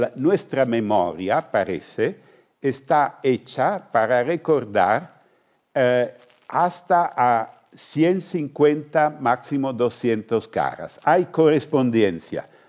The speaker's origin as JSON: {"language": "Spanish", "region": "northern Italy", "country": "Italy", "second_language": "Spanish", "said": "yo soy del norte de Italia"}